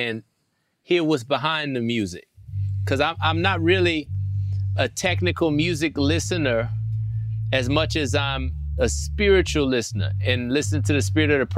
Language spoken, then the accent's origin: English; Louisiana, United States; I'm from Louisiana